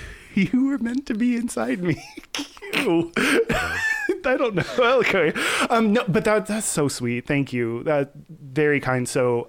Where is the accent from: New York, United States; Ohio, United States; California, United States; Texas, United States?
Texas, United States; Houston; I'm from Houston